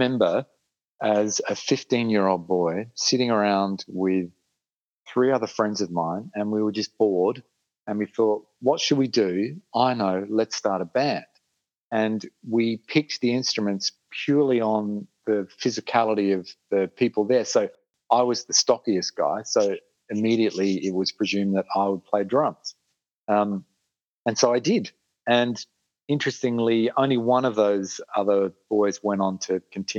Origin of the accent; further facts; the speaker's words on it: Adelaide, South Australia, Australia; In Adelaide. I've spent most of my life here